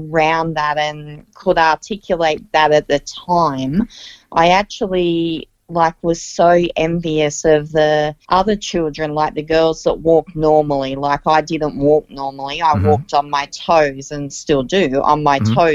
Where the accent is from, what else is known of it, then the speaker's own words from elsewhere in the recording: Central Coast, New South Wales, Australia; I was actually born and raised on the Central Coast, a great part of the earth